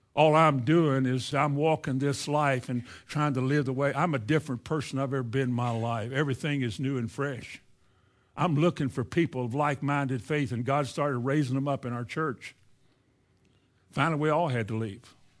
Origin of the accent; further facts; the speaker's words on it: Indiana, United States; moved away; also born or lived in Shelbyville / Florida; I grew up in Indiana